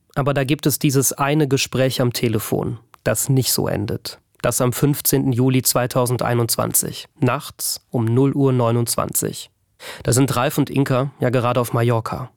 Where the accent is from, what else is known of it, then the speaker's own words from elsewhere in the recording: Bad Neuenahr-Ahrweiler, Rhineland-Palatinate, Germany; komme aus Bad Neuenahr-Ahrweiler, einem der Orte im Ahrtal, in denen seit dieser Flut nichts mehr ist, wie es war